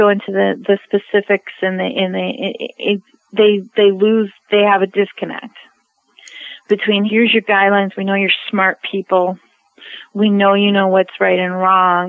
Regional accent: United States; I'm an American

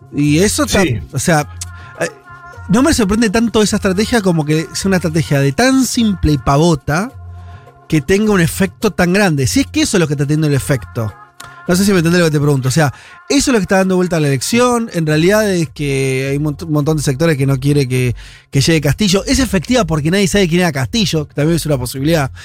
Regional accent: Peru

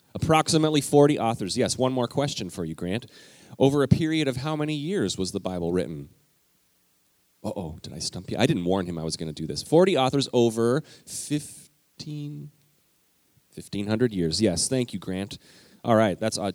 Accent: Alberta, Canada; moved away; I grew up in Alberta, Canada

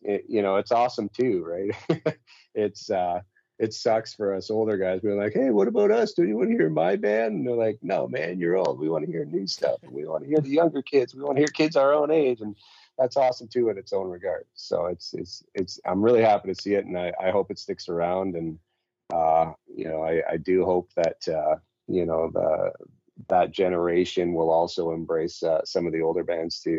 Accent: Calgary, Alberta, Canada; I was born and raised Calgarian before it was like normal to be born and raised Calgarian

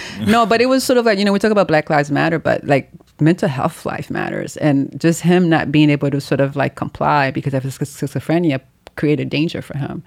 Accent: New York City, New York, United States; also born or lived in Haiti; I'm from Haiti. I grew up in Brooklyn

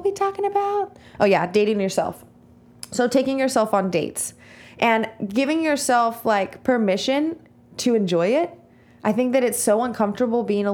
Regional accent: Visalia, California, United States; I'm from Visalia, California

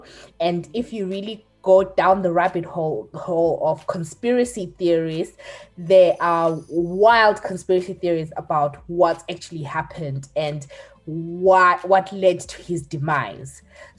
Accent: Zimbabwe; moved away; where we're from, which is Zimbabwe.

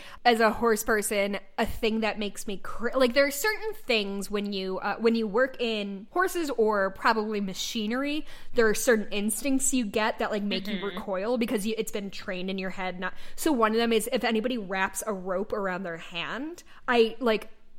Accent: Georgia, United States; We're from Georgia.

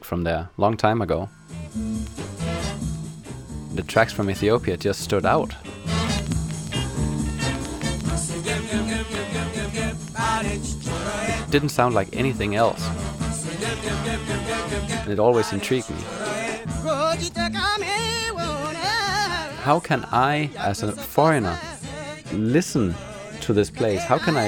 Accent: Denmark; from Denmark

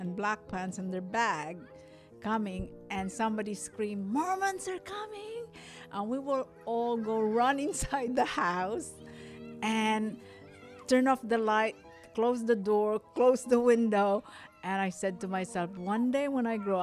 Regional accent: Philippines; moved away; I was born in the Philippines

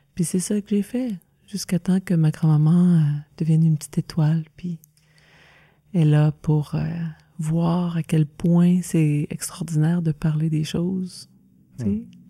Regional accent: Saint-Alexis, Quebec, Canada; also born or lived in Joliette; now in Wakefield, Canada; Je suis née à ah. Joliette, puis on a grandi à Saint-Alexis de Montcalm

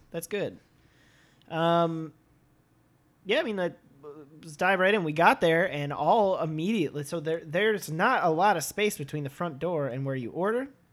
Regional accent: Midwest, United States; born or raised there; now in Los Angeles, United States

